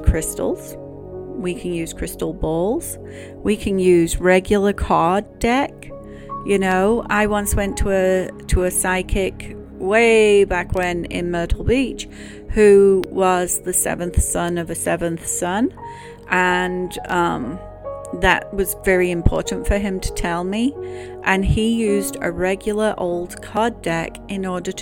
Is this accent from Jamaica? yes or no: no; England, United Kingdom; now in United States; growing up in England